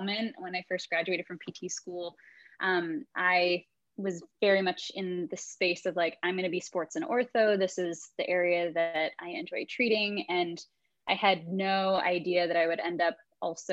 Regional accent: Southern California, United States; also born or lived in Dallas, Texas; I am a Southern California gal, pretty much born and raised. I was technically born in Dallas, but 6 months after that, my parents moved to Southern California.

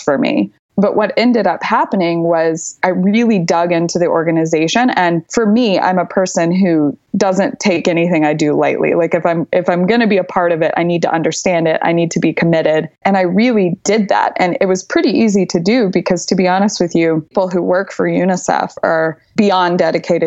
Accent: Texas, United States; moved away as an adult; also born or lived in New York / Paris; I'm from Texas. I'm very proud to be Texan.

